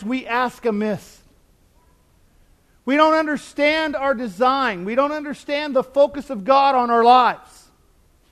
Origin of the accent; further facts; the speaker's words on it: United States; I'm from the United States